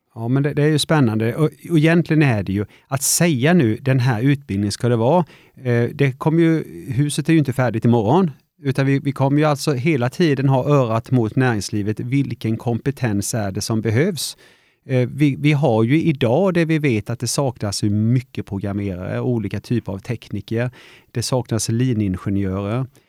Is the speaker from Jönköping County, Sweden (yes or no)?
yes; Vetlanda, Jönköping County, Sweden; jag har ju alltid bott i Vetlanda, jag är uppvuxen och gått på Mojärdeskolan och Tomaslundsskolan